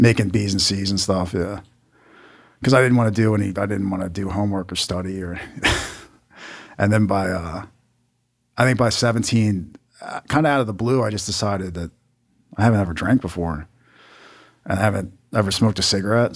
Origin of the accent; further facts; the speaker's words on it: Maryland, United States; I'm from Maryland